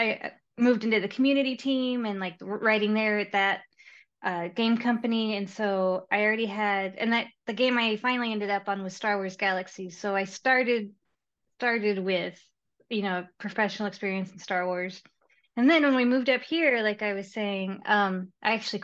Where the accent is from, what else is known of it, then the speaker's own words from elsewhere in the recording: Texas, United States; moved away as an adult; also born or lived in Seattle area; now in Seattle, United States; I'm from Texas originally